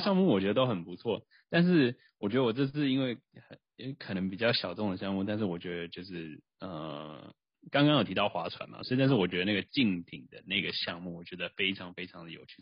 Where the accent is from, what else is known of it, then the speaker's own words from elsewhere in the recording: Taiwan; 我们是台湾人